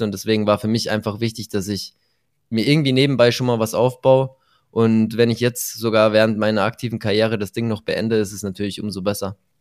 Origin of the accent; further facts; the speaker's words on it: Germany; Bei uns in Deutschland